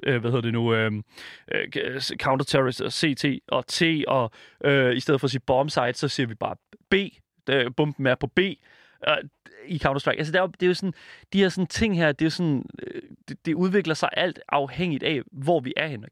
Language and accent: Danish; Horsens, Central Denmark Region, Denmark; Jeg er fra Horsens